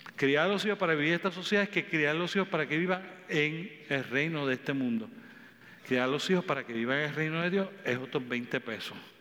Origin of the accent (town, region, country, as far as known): Puerto Rico